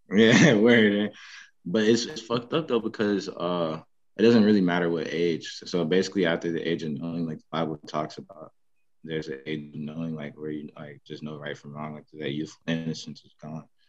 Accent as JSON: {"language": "English", "town": "Petersburg", "region": "Virginia", "country": "United States", "tie": "born or raised there", "also_born_or_lived": "Richmond, Virginia", "said": "i grew up in Petersburg, Virginia"}